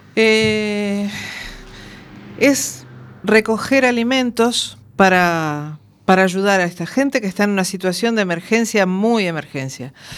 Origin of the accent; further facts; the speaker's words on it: Uruguay; moved away; 40 días estuve yo eh, en mi tierra viviendo experiencias nuevas